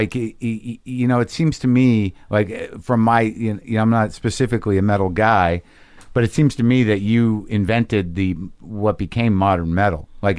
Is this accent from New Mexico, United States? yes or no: yes; Albuquerque, New Mexico, United States; I grew up in Albuquerque, New Mexico